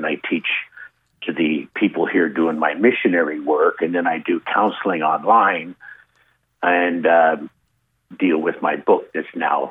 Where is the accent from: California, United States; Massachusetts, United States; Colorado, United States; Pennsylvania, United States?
California, United States; San Diego; moved away as an adult; now in Negril, Jamaica; I'm a retired citizen now of Jamaica, resident, I would say. I'm from San Diego. And I came here 12 years ago